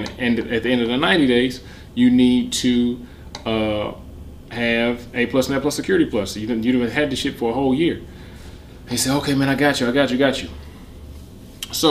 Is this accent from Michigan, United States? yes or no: yes; Detroit, Michigan, United States; I'm from Detroit